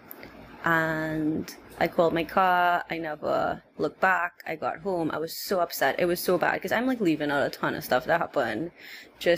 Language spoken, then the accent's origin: English; Trinidad & Tobago; I was from Trinidad, he was like, I thought you were from India. And I'm like, no, I'm of Indian descent, but I'm in Trinidad.